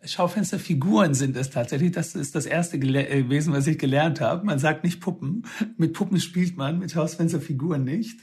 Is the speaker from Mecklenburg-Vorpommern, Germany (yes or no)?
no; Swabia, Baden-Württemberg, Germany; ich bin aus dem Schwabenländle